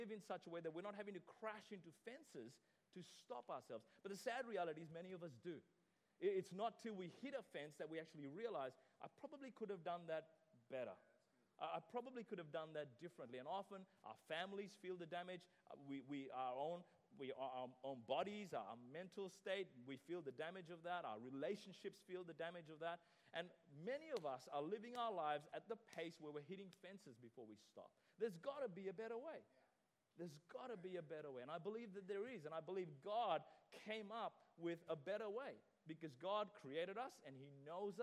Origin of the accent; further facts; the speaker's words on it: Sri Lanka; I remember growing up in Sri Lanka